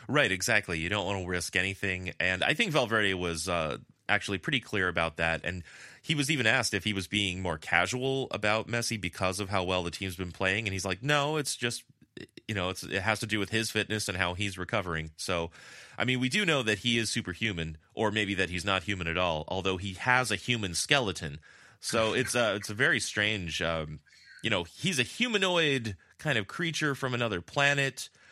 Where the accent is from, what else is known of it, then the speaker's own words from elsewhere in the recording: La Puente, California, United States; now in Madrid, Spain; I'm so Californian, my default is puente